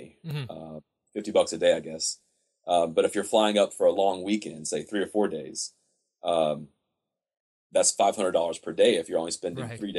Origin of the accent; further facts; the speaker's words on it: United States; me as an American traveler